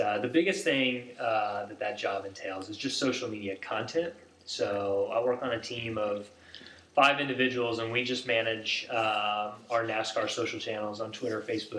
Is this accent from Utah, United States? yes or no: no; Indiana, United States; now in Charlotte, United States; Growing up in Indiana